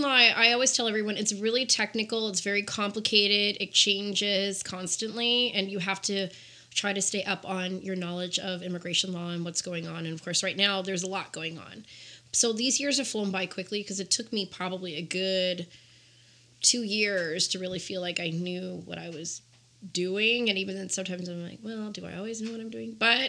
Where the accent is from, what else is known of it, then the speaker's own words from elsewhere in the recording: Los Angeles, California, United States; moved away as an adult; also born or lived in Culver City, California; now in Las Vegas, United States; I am from Los Angeles, California. And I the last city in which I lived was Culver City, California. I went to middle school and high school there.